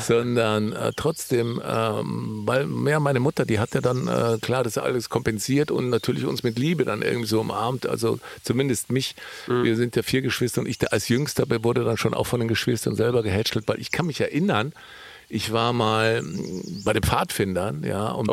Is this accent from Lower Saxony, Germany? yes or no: no; Allgäu, Bavaria, Germany; ich komme ja aus dem Allgäu